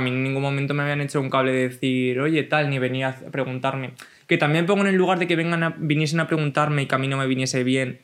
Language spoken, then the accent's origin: Spanish; a village in Cuenca, Castilla-La Mancha, Spain; yo tenía un contexto rural de un pueblo de Castilla-La Mancha